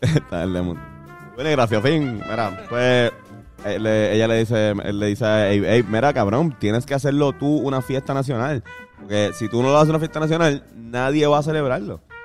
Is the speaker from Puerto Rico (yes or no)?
yes; Puerto Rico; nosotros, como puertorriqueños